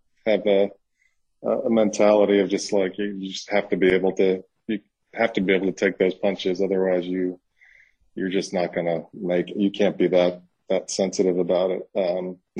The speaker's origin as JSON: {"language": "English", "region": "New York", "country": "United States", "moved": "yes", "lives_now": "Mississippi, United States", "said": "I'm from New York, but I live in Mississippi"}